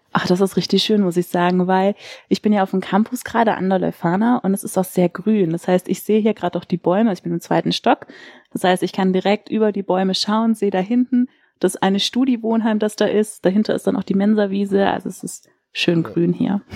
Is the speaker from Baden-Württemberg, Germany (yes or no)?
yes; Sindelfingen, Baden-Württemberg, Germany; also born or lived in Filderstadt; now in Lüneburg, Germany; ich bin eigentlich in Filderstadt geboren, so, aber da waren wir nur kurz fürs Krankenhaus, aber wirklich aufgewachsen bin ich in Sindelfingen